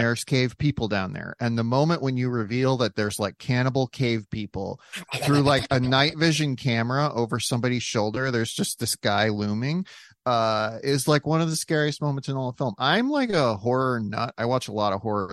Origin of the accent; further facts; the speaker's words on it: South Dakota, United States; Growing up in South Dakota, we did not have recycling